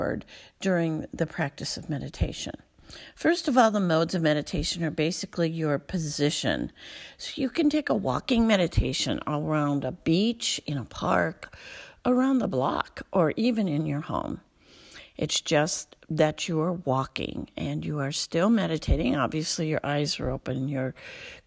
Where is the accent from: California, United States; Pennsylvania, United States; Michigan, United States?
Michigan, United States; Alpena; I'm from Alpena, Michigan, northern part of the Lower Peninsula